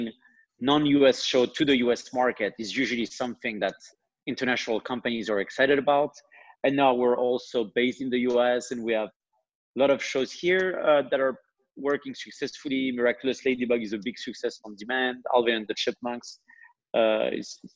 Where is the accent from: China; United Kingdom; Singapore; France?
France; accent: French; English is a second language; I'm French. Maybe you've seen that through my accent, although it's extremely well hidden.